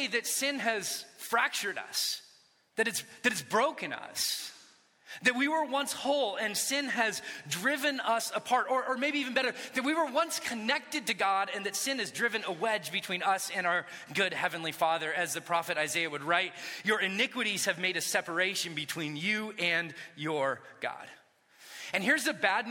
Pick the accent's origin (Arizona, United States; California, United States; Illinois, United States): California, United States; Orange County; When I was a kid, I grew up in Orange County